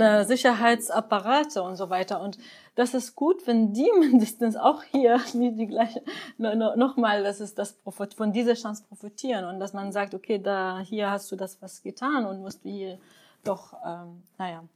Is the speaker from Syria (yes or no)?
yes; Syria; now in Germany; ich würde mir richtig wünschen als Syrerin